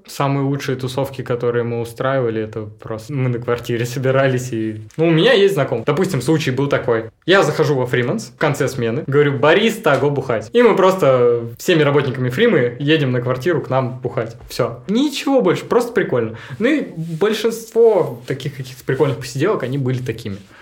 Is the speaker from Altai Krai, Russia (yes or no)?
yes; Krasnogorskoye, Altai Krai, Russia; also born or lived in Biysk; now in Barnaul, Russia; я уроженец села Красногорского, можно так сказать. А у меня родители жили в селе Красногорском, приехали рожать меня в Бийск, родили и уехали обратно.